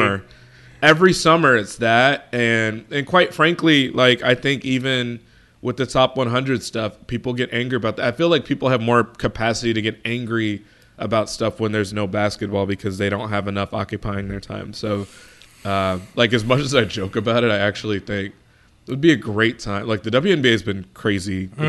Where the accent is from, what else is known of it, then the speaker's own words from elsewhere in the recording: Chicago, Illinois, United States; Chicago, so, you know, my hometown team